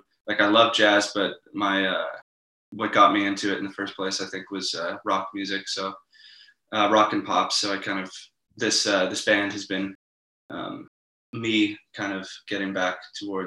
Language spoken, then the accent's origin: English; Victoria, British Columbia, Canada; moved away as an adult; now in Toronto, Canada; I moved from to Toronto from Victoria, BC. That's where I'm originally from.